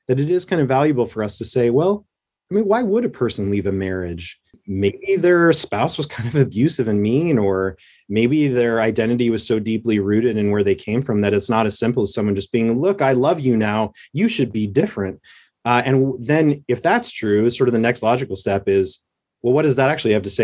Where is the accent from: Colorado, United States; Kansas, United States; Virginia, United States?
Colorado, United States; Southern; moved away as an adult; also born or lived in Oklahoma; I grew up in Southern Colorado in a little one horse town in Colorado